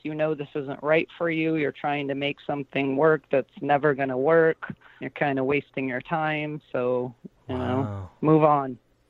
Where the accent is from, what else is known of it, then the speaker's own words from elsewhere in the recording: St. Louis, Missouri, United States; I grew up in St. Louis.